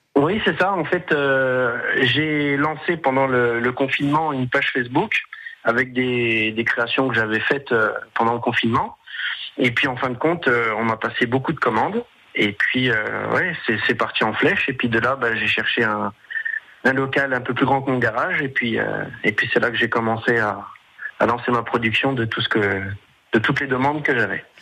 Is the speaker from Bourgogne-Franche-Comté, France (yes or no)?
yes; Corsin, Bourgogne-Franche-Comté, France; je suis originaire de Corsin, hein, mais mon entreprise est située à Montbard.